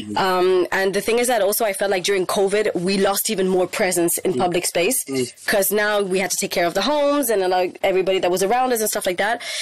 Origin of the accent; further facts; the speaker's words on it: Spain; moved away as an adult; also born or lived in India / Portugal; now in Paris, France; I grew up in Spain